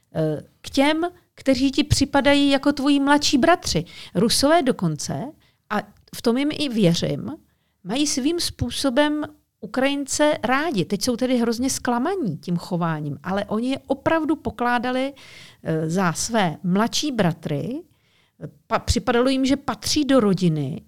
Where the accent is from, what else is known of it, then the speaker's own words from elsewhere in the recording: Czechia; moved away as an adult; also born or lived in Moscow, Russia; my tady Češi žijeme